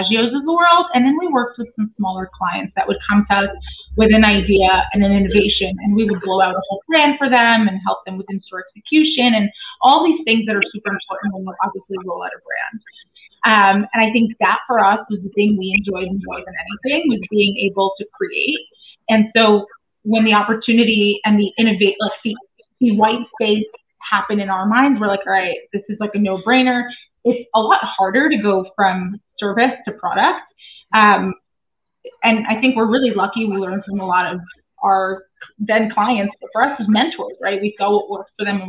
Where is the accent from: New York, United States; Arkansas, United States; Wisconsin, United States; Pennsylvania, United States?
New York, United States; New York City; now in Westchester, United States; I grew up in Brooklyn.